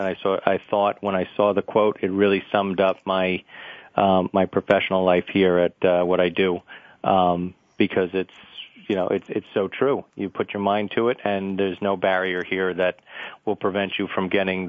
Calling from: Secaucus, New Jersey, United States; I'm calling from Secaucus, New Jersey.

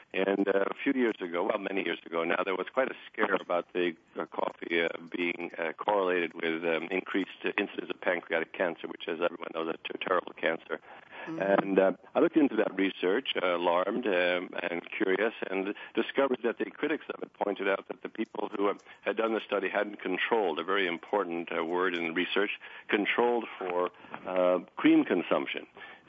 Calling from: Sechelt, British Columbia, Canada; I'm phoning from Seashell, British Columbia, which is a rural community, a ferry ride away from Vancouver, British Columbia.

